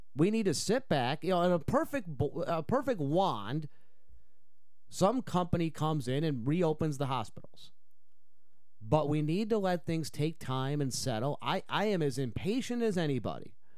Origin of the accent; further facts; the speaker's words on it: Utica, New York, United States; now in Chippewa Valley, Wisconsin, United States; my hometown of Utica, New York